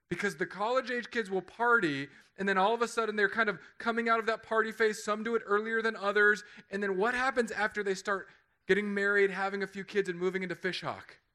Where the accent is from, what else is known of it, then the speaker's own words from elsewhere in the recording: California, United States; I, I came from California.